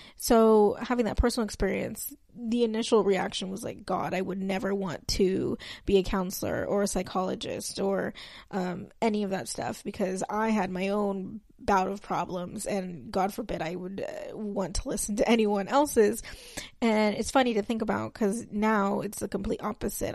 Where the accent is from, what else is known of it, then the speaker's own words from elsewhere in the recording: West Texas, United States; I was raised in Texas, um, mostly on, on the west side of Texas